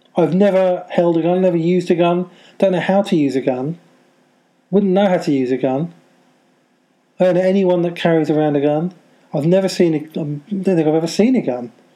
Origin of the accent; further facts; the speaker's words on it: United Kingdom; I'm a Brit and I live in the UK and near London.